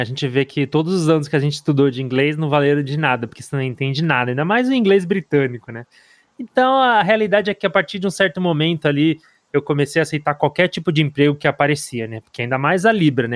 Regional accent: Brazil; moved away as an adult; now in London, United Kingdom; eu, como todos os, os brasileiros

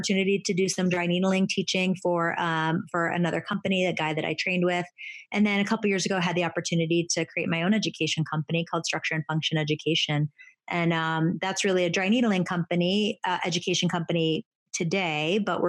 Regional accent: Buffalo, New York, United States; moved away as an adult; also born or lived in North Carolina; I'm from Buffalo, New York

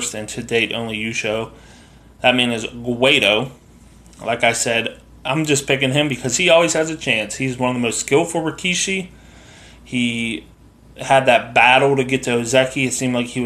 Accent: United States; I'm an American

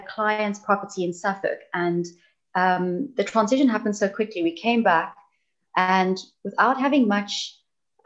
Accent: South Africa; accent: South African; now in United Kingdom; You can hear I'm South African, I'm obviously not British. So I grew up in an environment that was rather challenging in the sense of unemployment rates.

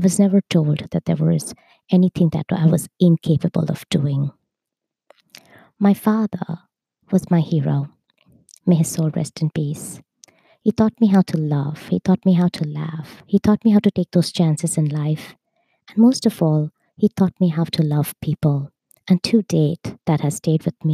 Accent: Mumbai, Maharashtra, India; I was born in Bombay, India, in a family of five

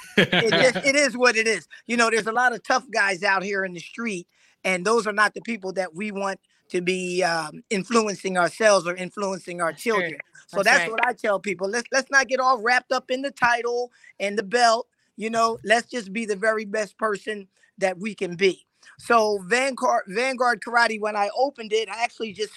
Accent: Philadelphia, Pennsylvania, United States; moved away as an adult; now in Raleigh, United States; I'm originally from Philadelphia

